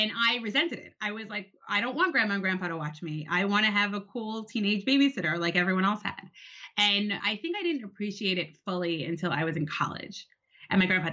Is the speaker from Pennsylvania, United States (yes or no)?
no; New York City, New York, United States; I grew up in Brooklyn, New York